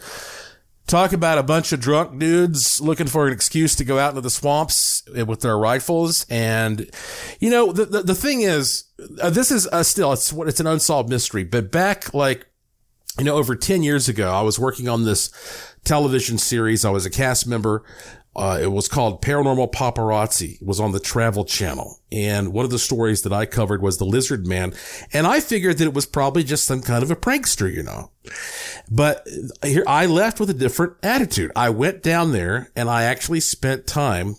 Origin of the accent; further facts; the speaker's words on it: North Carolina, United States; I grew up in North Carolina